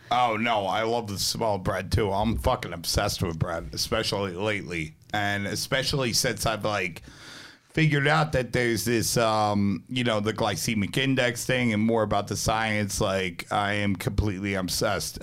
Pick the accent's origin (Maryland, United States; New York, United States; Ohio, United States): New York, United States; New York City; also born or lived in New Jersey; I grew up half between New Jersey when I was younger and, like, Brooklyn when I was a little bit older